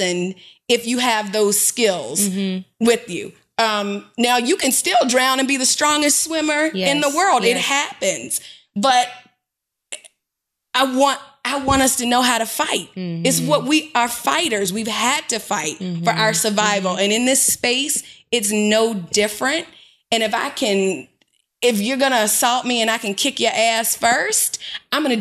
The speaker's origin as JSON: {"language": "English", "region": "North Carolina", "country": "United States", "tie": "born or raised there", "said": "growing up in North Carolina"}